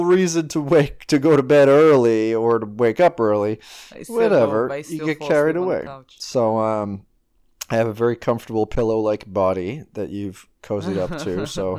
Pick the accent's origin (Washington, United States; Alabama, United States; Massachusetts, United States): Massachusetts, United States; Woburn; Well, I grew up in a town called Woburn, Massachusetts. I was born in a town that also begins with a W, called Winchester, Massachusetts, at a hospital.